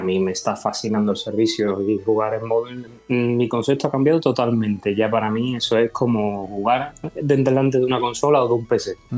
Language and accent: Spanish; Seville, Andalusia, Spain; Yo soy una persona española de Sevilla, del sur de...